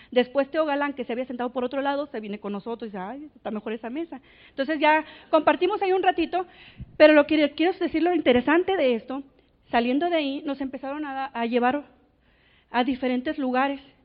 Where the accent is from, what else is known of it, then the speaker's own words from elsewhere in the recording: Navojoa, Sonora, Mexico; Nací, nací en Navojoa